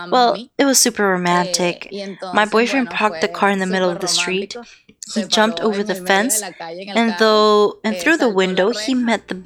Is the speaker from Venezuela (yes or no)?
yes; Venezuela; now in Humboldt County, United States; I'm from Venezuela